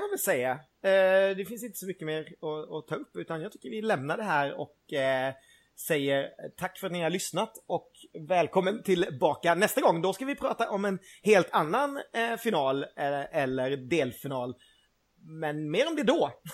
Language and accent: Swedish; Gothenburg, Västra Götaland, Sweden; som stolt göteborgare